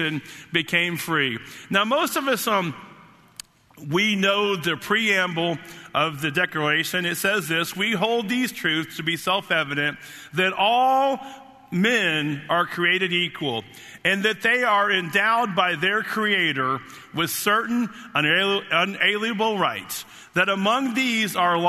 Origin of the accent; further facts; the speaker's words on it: United States; I was born in the United States of America